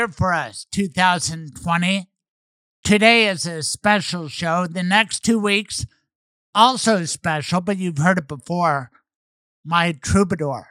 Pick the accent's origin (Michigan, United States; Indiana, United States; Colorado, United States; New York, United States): Colorado, United States; Denver; Denver, my hometown